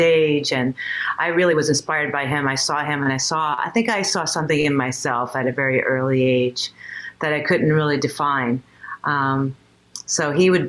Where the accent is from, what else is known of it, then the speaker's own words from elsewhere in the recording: New York City, New York, United States; I grew up in Queens.